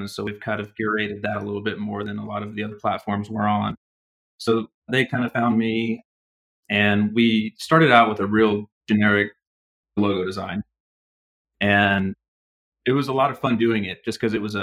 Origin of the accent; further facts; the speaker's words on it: Oklahoma, United States; I'm getting to work with clients mostly in my home state